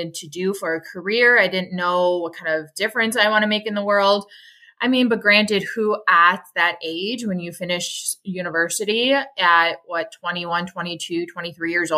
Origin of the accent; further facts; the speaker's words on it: Milwaukee, Wisconsin, United States; I grew up in Milwaukee, Wisconsin